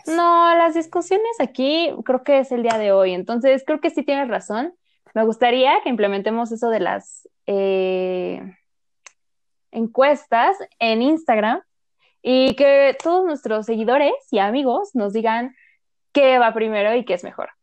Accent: Mexico City, Mexico; somos de la Ciudad de México

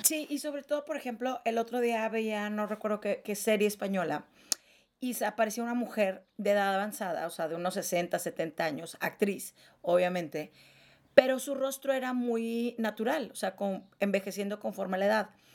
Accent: northern Mexico, Mexico; now in Mexico City, Mexico; foráneas, norteñas

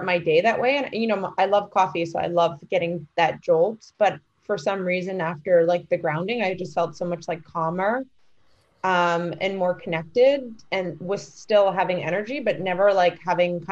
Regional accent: New York, United States; a New Yorker through and through

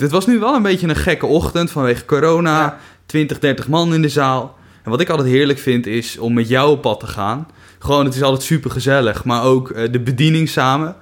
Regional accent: Kuinre, Overijssel, Netherlands; now in Veenendaal, Netherlands; Ik kom uit Kuinderen

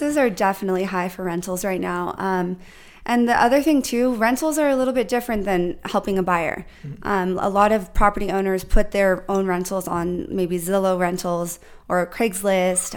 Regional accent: San Diego, California, United States; also born or lived in New York; I am from New York. My parents uh, got married, came here to San Diego with me and my siblings, but I grew up here

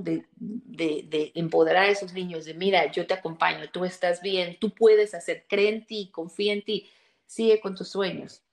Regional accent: Mexico; moved away as an adult; now in Chicago, United States; Soy mexicana, pero vivo aquí hace 15 años.

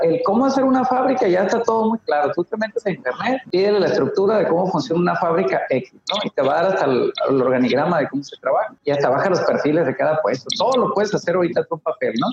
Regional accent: Los Mochis, Sinaloa, Mexico; moved away as an adult; also born or lived in Juan José Ríos, Sinaloa / Ciudad Juárez, Chihuahua; now in Tijuana, Mexico; Yo nací en Los Mochis, viví en Juan José Ríos toda la vida

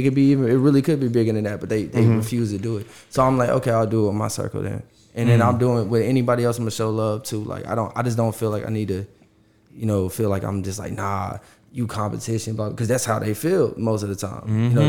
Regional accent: Yuma, Arizona, United States; born there; also born or lived in Oceanside, California / Michigan / Louisiana; Yeah, I was born in Arizona, in Yuma, Arizona, and then I lived in San Diego, California, well, Oceanside, California. Then I moved to Michigan. Then I moved to South Louisiana.

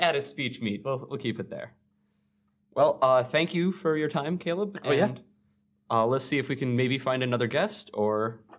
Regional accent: Minnesota, United States; Yeah, we're from Southern Minnesota. There aren't too many different perspectives.

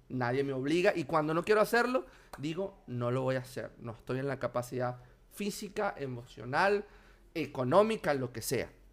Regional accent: Anzoátegui, Venezuela; moved away as an adult; also born or lived in Buenos Aires, Argentina; now in Argentina; de donde soy yo, de Anzuategui

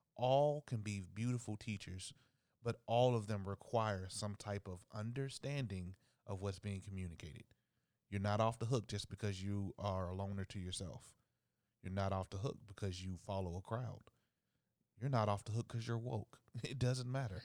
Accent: Dayton, Ohio, United States; my hometown of Dayton, Ohio

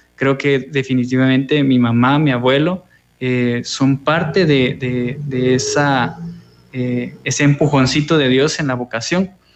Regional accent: Guatemala City, Guatemala Department, Guatemala; moved away as an adult; now in El Salvador; soy guatemalteco, eh, viví eh, 22 años en la ciudad de Guatemala, en la zona 11

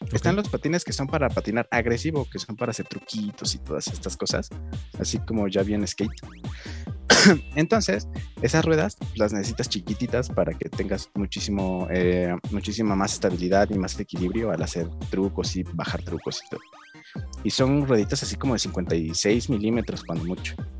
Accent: Tlalnepantla, State of Mexico, Mexico; por acá, por mi pueblo, o sea, en el Estado de México y en la Ciudad de México

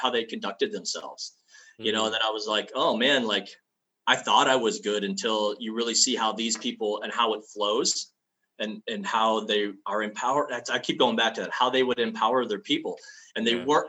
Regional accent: Ohio, United States; I'm from Ohio

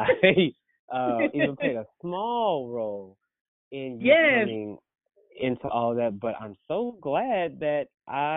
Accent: Oklahoma, United States; Of course, I'm from Oklahoma

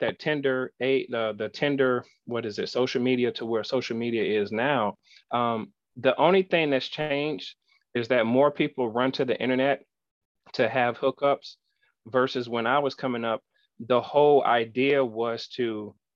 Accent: West Palm Beach, Florida, United States; moved away as an adult; now in Arkansas, United States; I grew up in West Palm Beach, Florida

